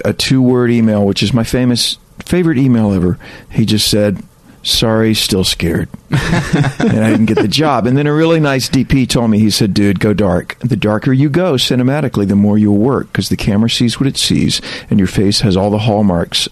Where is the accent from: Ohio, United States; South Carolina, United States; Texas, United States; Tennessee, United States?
South Carolina, United States; moved away; also born or lived in New York; I'm originally from South Carolina